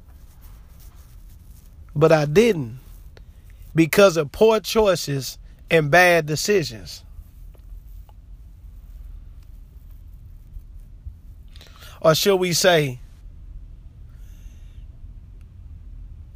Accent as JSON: {"language": "English", "town": "Richmond", "country": "United States", "tie": "born or raised there", "also_born_or_lived": "Houston, Texas", "said": "I moved from Houston to Richmond in the fourth grade"}